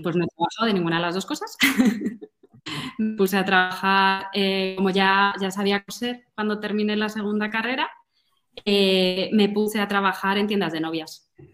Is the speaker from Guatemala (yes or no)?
no; Madrid, Community of Madrid, Spain; soy de Madrid